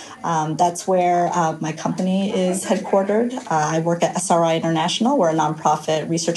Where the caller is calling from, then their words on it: Menlo Park, California, United States; I am calling from Menlo Park, California. So it's the San Francisco Bay Area, the Silicon Valley, I guess you could call it.